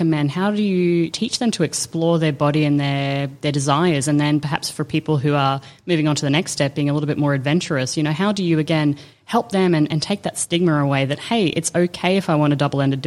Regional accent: Australia; growing up in Australia

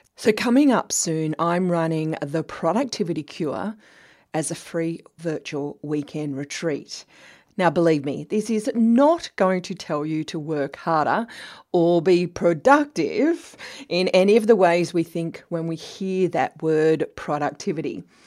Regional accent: New South Wales, Australia; accent: Australian; also born or lived in London, United Kingdom / Sydney, Australia; I was born in the 60s in a little New South Wales, Australia country town, uh, about four hours' drive from Sydney

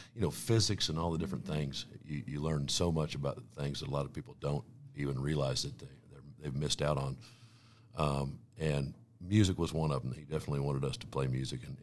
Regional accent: Weatherby Lake, Missouri, United States; I was supposed to grow up in Platte County, and was raised by, two hardworking parents that raised four boys, and I grew up, moved to Wetherby Lake in 1984

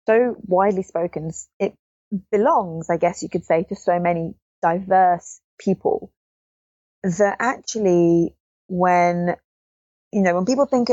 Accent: England, United Kingdom; Ich bin Englisch

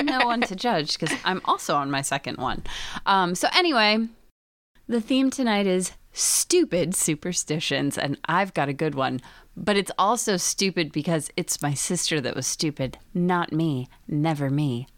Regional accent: Scranton, Pennsylvania, United States; I'm from Pennsylvania, and in the Scranton

